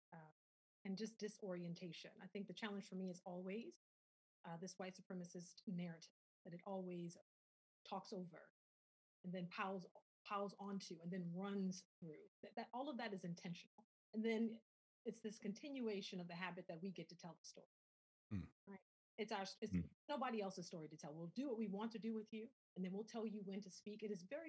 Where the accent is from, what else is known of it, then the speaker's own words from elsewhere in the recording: the South, United States; I'm from the South